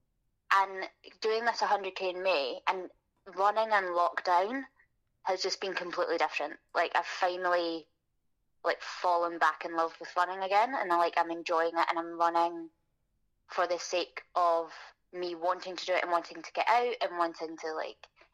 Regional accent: Glasgow, Scotland, United Kingdom; born or raised there

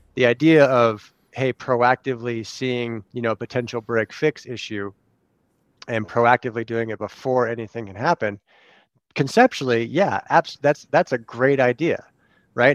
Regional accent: California, United States; now in Arizona, United States; we're from California

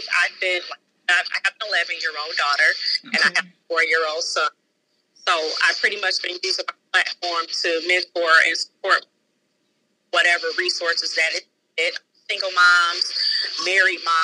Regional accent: Detroit, Michigan, United States; I am from Detroit, Michigan

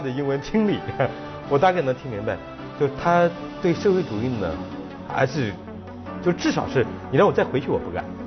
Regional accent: China; 我说中国

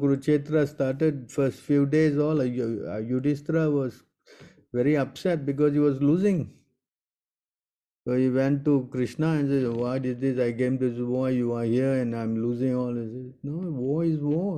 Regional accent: Singapore; I'm also from Singapore

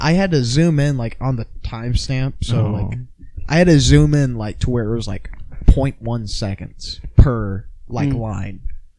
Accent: Indiana, United States; moved away; I'm from Indiana

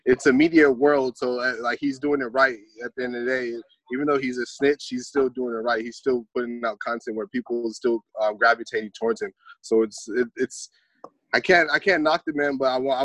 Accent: Orange County, California, United States; also born or lived in Anaheim; I'm from Orange County. West Santa, born and raised

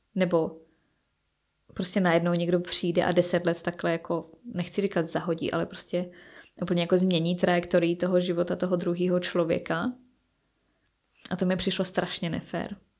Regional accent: Czechia; moved away as an adult; now in England, United Kingdom; nechci celý život strávit jenom v České republice

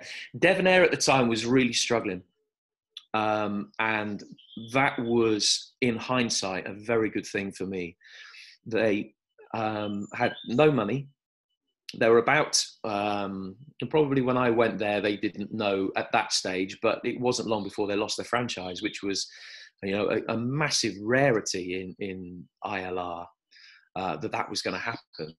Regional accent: Birmingham, West Midlands, United Kingdom; moved away; also born or lived in South West England; I was brought up in Birmingham

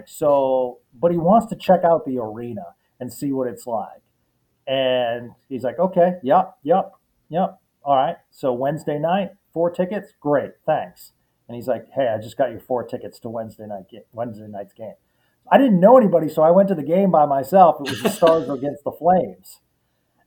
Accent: Boston, Massachusetts, United States; now in Dallas, United States; I grew up in Boston

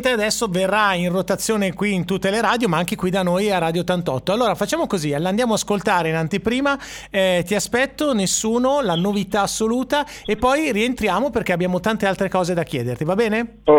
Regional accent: Saronno, Lombardy, Italy; now in Sanremo, Italy; io sono di Saronno, sono venuto qui a Sanremo tanti ah. anni fa.

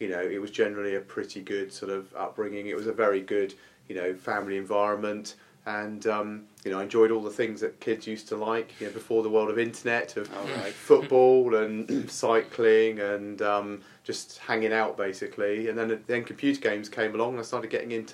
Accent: Isle of Wight, South East England, United Kingdom; I grew up on the Isle of Wight

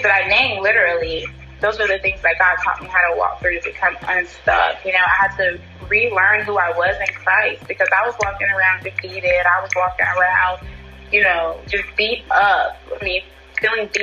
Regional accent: North Carolina, United States; I'm from North Carolina

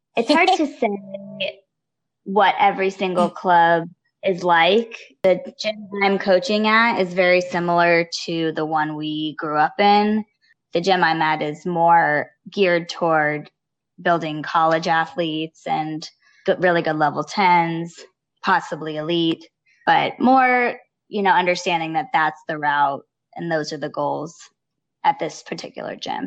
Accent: Los Angeles, California, United States; moved away as an adult; now in Austin, United States; Chatsworth Gymnastics, which was the town I grew up with in the Valley in Los Angeles

